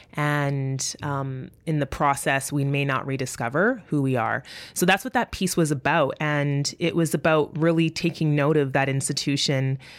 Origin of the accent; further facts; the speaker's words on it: Winnipeg, Manitoba, Canada; first language English; I'm from Winnipeg, Manitoba, and that I'm a first generation Canadian